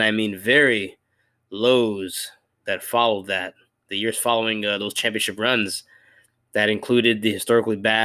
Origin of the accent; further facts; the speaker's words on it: New York, United States; moved away; growing up in New York, when I last lived there many years ago